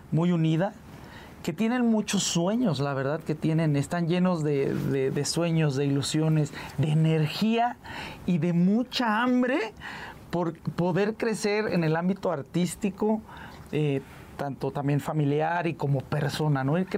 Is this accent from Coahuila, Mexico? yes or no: yes; Saltillo, Coahuila, Mexico; also born or lived in Mazatlán, Mexico; Mira, nacimos en Mazatlán, Sinaloa, pero pues ya radicamos desde hace mucho tiempo, viajamos a la ciudad de Saltillo, Coahuila, estuvimos mucho tiempo allá